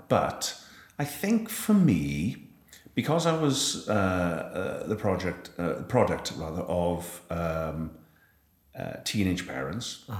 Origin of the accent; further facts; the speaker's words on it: Wales, United Kingdom; ended up playing tennis for Wales through the Army Cadets